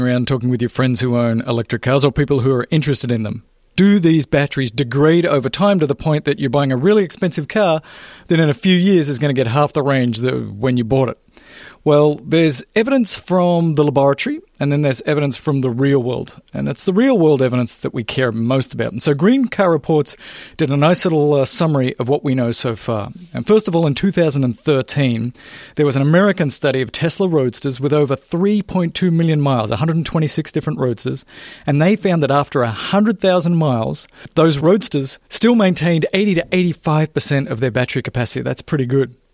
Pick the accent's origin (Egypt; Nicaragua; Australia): Australia; now in Los Angeles, United States; I didn't grow up here. I'm actually from Australia. I actually grew up in what you would call the outback of Australia.